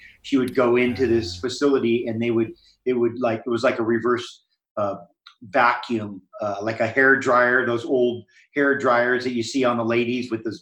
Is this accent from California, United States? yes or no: no; Hawaii, United States; I grew up in Hawaii and was in the ocean